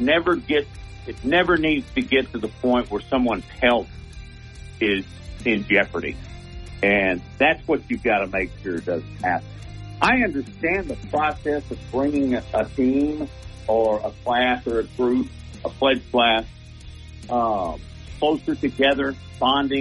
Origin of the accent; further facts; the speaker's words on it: the South, United States; I'm from the South